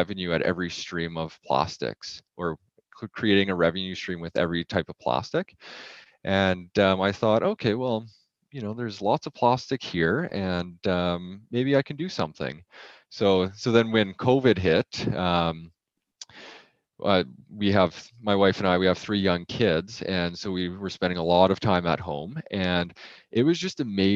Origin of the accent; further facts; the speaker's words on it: Edmonton, Alberta, Canada; So I grew up in Edmonton, Alberta